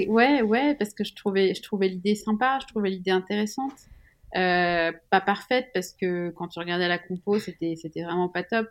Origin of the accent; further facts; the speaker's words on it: Switzerland; Je suis suisse